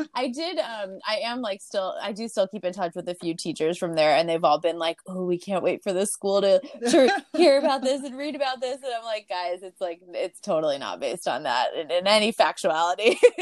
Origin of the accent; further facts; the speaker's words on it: Long Island, New York, United States; I grew up in Long Island